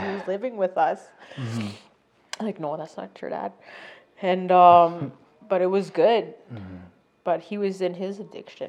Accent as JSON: {"language": "English", "country": "Canada", "moved": "yes", "said": "I'm from Sturgeon Lake."}